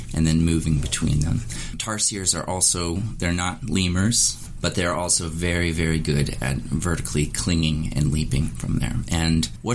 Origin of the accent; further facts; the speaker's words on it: Montana, United States; moved away; also born or lived in Wyoming; I was born in Montana. I spent a lot of time in Wyoming, and it was just amazing to be able to return to sort of the areas that I grew up.